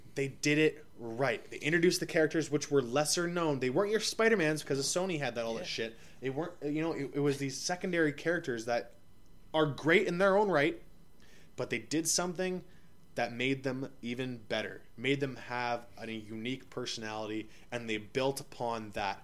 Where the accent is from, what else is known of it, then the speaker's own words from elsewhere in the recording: Ottawa, Ontario, Canada; also born or lived in Yellowknife; I'm from Ottawa, obviously, but recording from out of Yellowknife